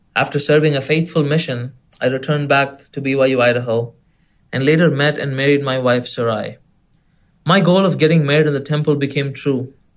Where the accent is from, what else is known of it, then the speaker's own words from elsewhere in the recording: India; moved away; people that knew that I was from India.